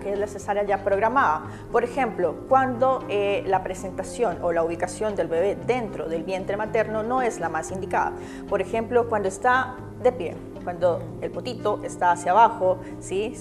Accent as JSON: {"language": "Spanish", "country": "Colombia", "moved": "yes", "lives_now": "Chile", "said": "Yo provengo de Colombia"}